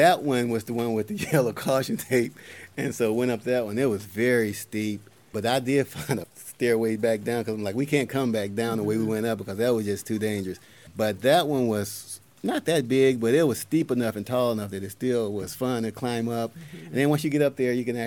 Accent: Mississippi, United States; I grew up in Mississippi in the woods

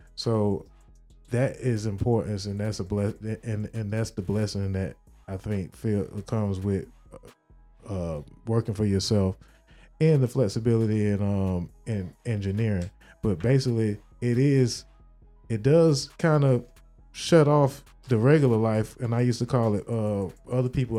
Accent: Miami, Florida, United States; I'm from Miami

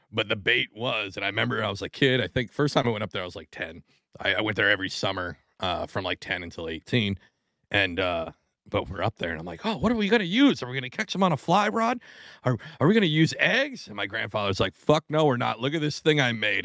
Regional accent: Washington, United States; now in New Jersey, United States; I'm originally from Washington State

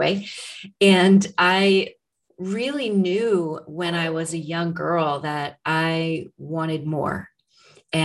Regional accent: Arnold, Missouri, United States; I am from Arnold, Missouri. I grew up on a farm in that very small town, which is about 20 miles south of St. Louis

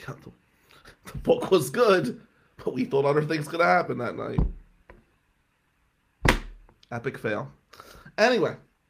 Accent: Atlantic City, New Jersey, United States; we were Italians from Atlantic City.

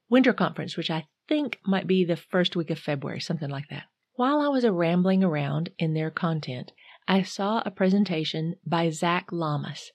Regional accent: North Carolina, United States; I'm from North Carolina, not Michigan

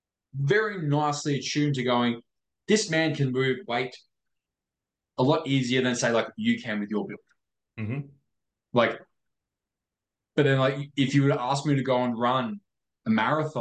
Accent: Victoria, Australia; me growing up in Victoria

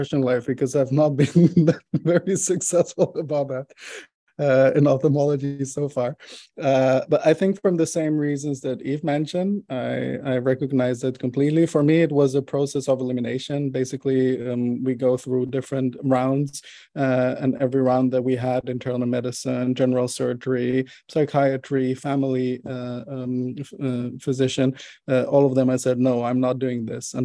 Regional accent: Israel; moved away as an adult; now in Netherlands; I was born and raised in Israel

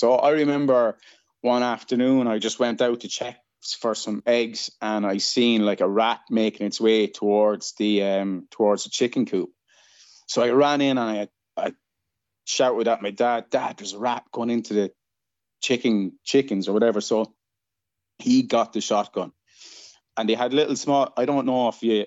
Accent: Kilkenny, Leinster, Ireland; moved away as an adult; now in Perth, Australia; I'm Irish. I'm from Ireland. I'm from a place called Kilkenny in the southeast of the country

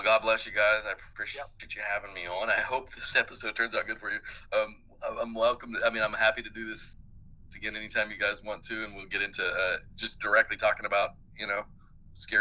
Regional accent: Oklahoma, United States; now in Mississippi, United States; when I was growing up in Oklahoma

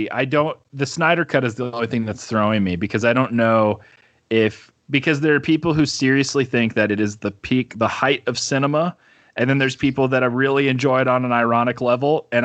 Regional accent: Brazil; I grew up in South America and Brazil, and I remember walking through the mall uh, with my family, my my my Christian missionary parents. That's why they were in Brazil

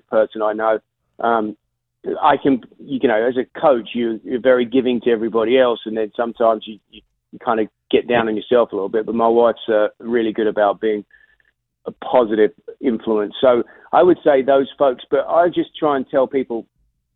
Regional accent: London, United Kingdom; moved away as an adult; now in United States

